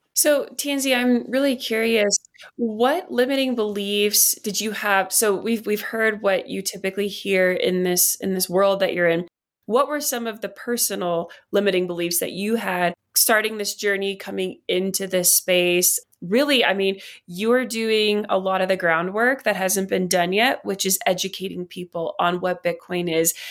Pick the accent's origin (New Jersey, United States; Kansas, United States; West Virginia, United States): West Virginia, United States; I grew up in West Virginia, and so there was a lot of, um, it's one of the poorest states in the country